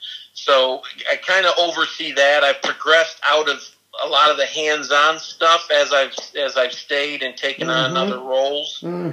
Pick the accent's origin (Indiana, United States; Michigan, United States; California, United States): Michigan, United States; Albion; Albion, I've always loved Albion. Always will. You know, small town, but you know, big hearts in the small town.